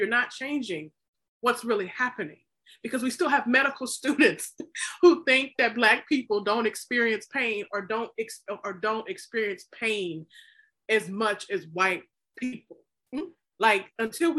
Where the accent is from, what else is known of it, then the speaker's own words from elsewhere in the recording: the South, United States; I was born in the South